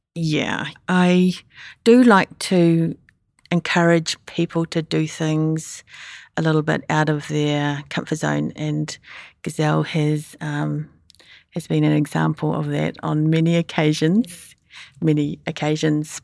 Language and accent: English; New Zealand; moved away; also born or lived in Sydney; I'm a Kiwi